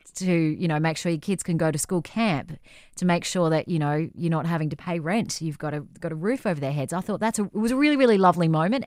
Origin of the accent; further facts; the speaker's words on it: Coffs Harbour, New South Wales, Australia; grew up in Coffs Harbour, my hometown.